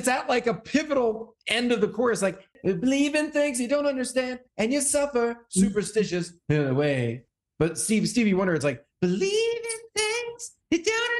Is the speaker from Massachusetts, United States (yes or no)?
yes; Massachusetts, United States; I grew up in Massachusetts.